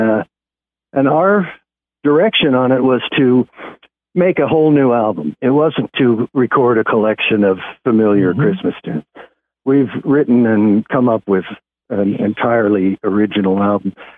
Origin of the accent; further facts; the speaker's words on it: Kansas, United States; moved away as an adult; also born or lived in Los Angeles; now in Nashville, United States; I'm originally from Kansas